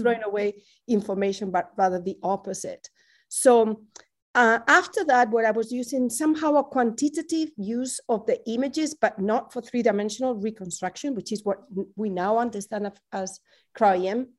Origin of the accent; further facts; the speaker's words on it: twenty miles north of Madrid, Community of Madrid, Spain; now in Berkeley, United States; being back in my hometown, which is twenty miles north of Madrid